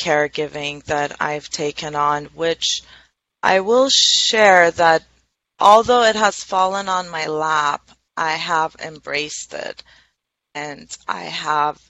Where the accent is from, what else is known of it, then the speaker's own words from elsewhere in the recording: Tehran, Tehran Province, Iran; moved away as an adult; now in United States; I was born and raised in Tehran, which is the capital of Iran.